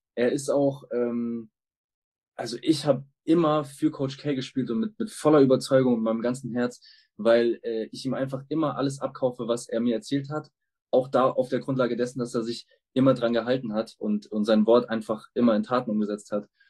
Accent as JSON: {"language": "German", "town": "Munich", "region": "Bavaria", "country": "Germany", "tie": "born or raised there", "said": "die Franchise meiner Heimatstadt mit aufzubauen"}